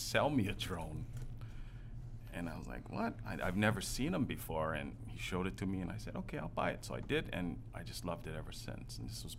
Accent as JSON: {"language": "English", "area": "Oahu", "region": "Hawaii", "country": "United States", "tie": "born or raised there", "also_born_or_lived": "Gardena, California", "said": "Half and half. I was born in born in California, Gardena, California. My parents were divorced, so my mom moved to Oahu, so me and my sister came with her when I was about 7."}